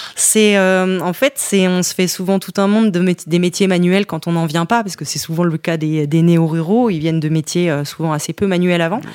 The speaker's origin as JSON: {"language": "French", "town": "Montchanin", "region": "Bourgogne-Franche-Comté", "country": "France", "tie": "born or raised there", "also_born_or_lived": "Le Creusot", "moved": "as an adult", "said": "c'est la Bourgogne, tout particulièrement la Saône-et-Loire, puisque je suis née au Creusot, en plein bassin minier"}